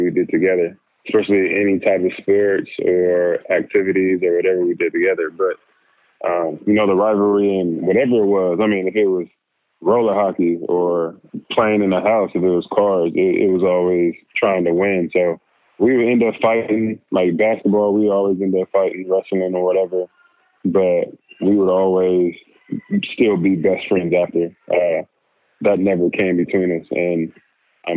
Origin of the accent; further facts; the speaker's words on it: the Valley, California, United States; moved away as an adult; also born or lived in Philadelphia / Los Angeles; now in New Orleans, United States; I'm from California, from the Valley, Jacksonville, California. That's where my family still lives